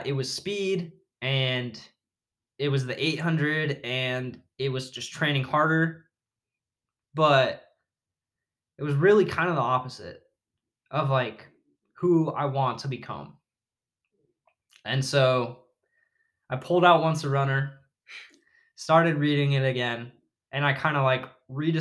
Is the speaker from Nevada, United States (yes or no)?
yes; Las Vegas, Nevada, United States; moved away; Las Vegas, my hometown